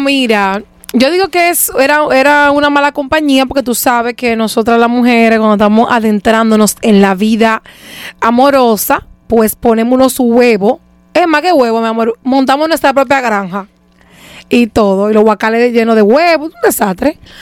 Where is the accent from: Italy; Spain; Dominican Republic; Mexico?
Dominican Republic; Santo Domingo, Distrito Nacional; Yo soy de Leperilla. Yo nací por la zona universitaria y eventualmente me mudaron, a, me mudaron, no voy a decir que me mudé porque yo no me mudé nada, a mí me mudaron a los tres meses de edad para de Y desde entonces he sido de la esperilla.